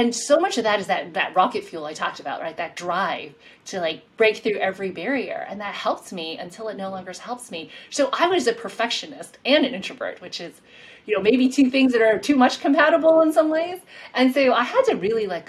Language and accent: English; South Carolina, United States; moved away; also born or lived in Queens, New York, United States; my home state